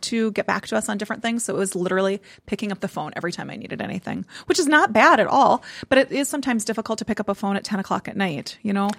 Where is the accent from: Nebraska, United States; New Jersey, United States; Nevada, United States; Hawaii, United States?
Nebraska, United States; moved away; I'm from Nebraska